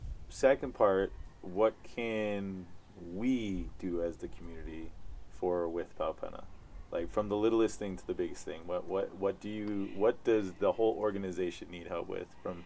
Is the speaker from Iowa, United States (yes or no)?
no; Hawaii, United States; I think that's I felt on my journey of being Hawaiian on the mainland was that there's some weird self-doubt that we as a nation have had since the overthrow.